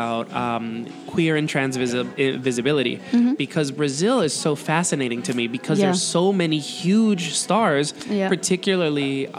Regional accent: Dominican Republic; also born or lived in New York City, United States; now in Mexico City, Mexico; I grew up in the Dominican Republic and, you know a lot of Haitians.

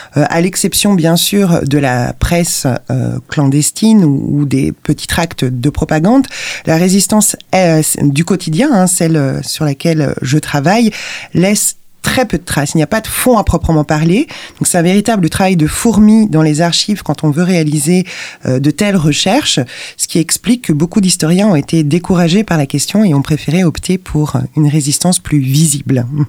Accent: Lyon, Auvergne-Rhône-Alpes, France; je suis originaire de Lyon

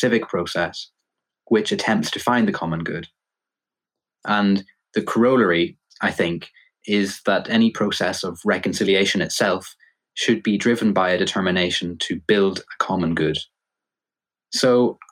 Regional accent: Northern Ireland, United Kingdom; I grew up in Northern Ireland in the aftermath of the Good Friday Agreement

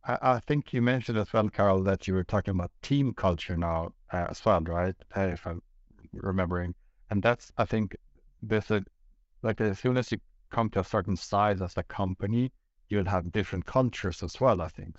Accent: Sweden; born and raised in Sweden by two Greek parents

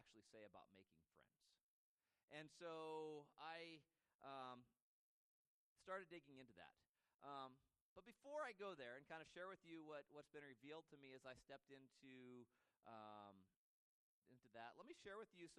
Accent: Moscow, Idaho, United States; also born or lived in Colfax, Washington / Deer Lodge, Montana / Eugene, Oregon; born in Moscow, 7 miles down the road in that other university town. I spent some time growing up in Colfax, Washington, and Deer Lodge, Montana, and ultimately came back to Moscow to go to high school.

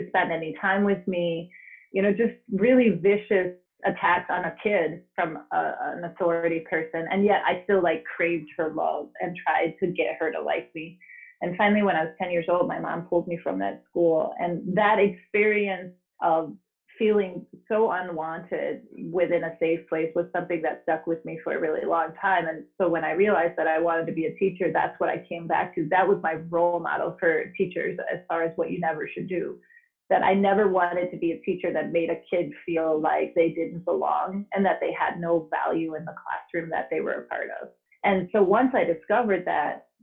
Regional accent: Denmark; now in Oregon, Wisconsin, United States; I'm teaching in Madison, Wisconsin, or more precisely in Oregon, Wisconsin, but I'm originally from Denmark

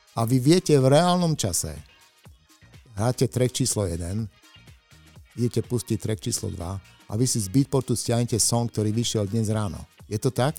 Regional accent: Košice, Košice Region, Slovakia; Som z Košíc

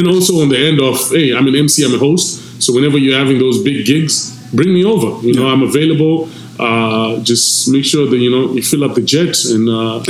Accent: Zimbabwe; first language Shona; English is a second language; moved away as an adult; now in Canada; I don't mean my home country alone, Zimbabwe

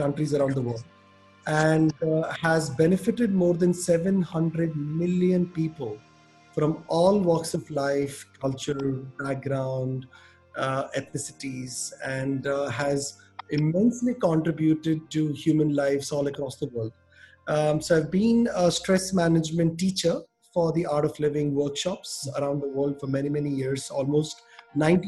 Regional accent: Orissa, Odisha, India; moved away as an adult; also born or lived in Delhi, India; now in Caribbean; I grew up in India, in a state called Orissa, which is in the east of India

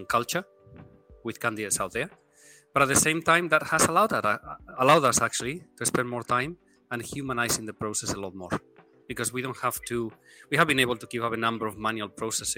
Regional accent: Spain; moved away as an adult; also born or lived in Hong Kong / Tokyo; now in Singapore; I am originally from Spain

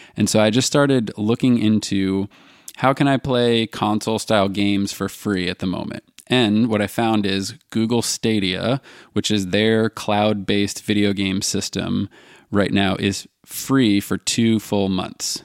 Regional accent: United States; me being an American

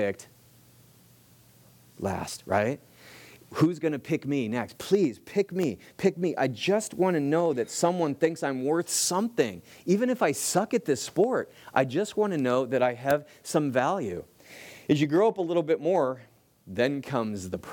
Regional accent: Los Angeles, California, United States; It is the Valley School of Individual Training in Van Nuys, California. For those of you that know Van Nuys, yeah, I grew up in the hood

